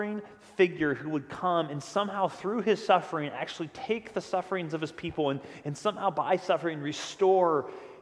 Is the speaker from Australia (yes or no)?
no; United States